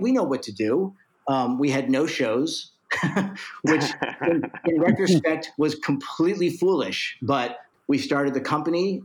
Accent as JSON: {"language": "English", "town": "Baltimore", "region": "Maryland", "country": "United States", "tie": "born or raised there", "said": "Growing up in Baltimore, Maryland"}